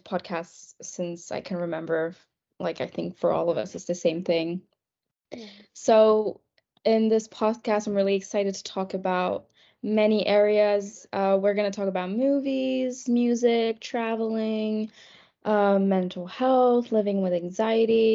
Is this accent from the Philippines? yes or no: yes; Philippines; moved away as an adult; now in London, United Kingdom; I'm from the Philippines, so I am an international student